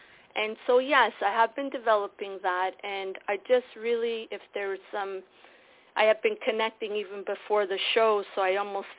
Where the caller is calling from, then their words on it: Toronto, Ontario, Canada; Yes, Ontario, Toronto.